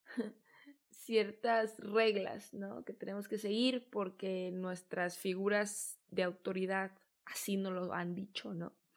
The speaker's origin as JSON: {"language": "Spanish", "country": "Mexico", "also_born_or_lived": "San Diego, California, United States", "said": "Yo soy de México, estudié en San Diego, California"}